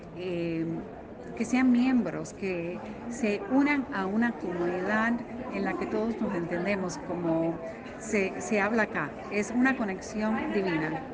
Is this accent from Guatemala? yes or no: yes; Guatemala; soy de Guatemala